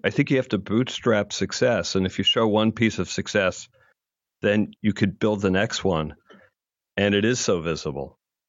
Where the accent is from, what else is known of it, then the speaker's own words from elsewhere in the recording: Philadelphia, Pennsylvania, United States; I'm from Philadelphia, and my mother grew up in Camden, New Jersey.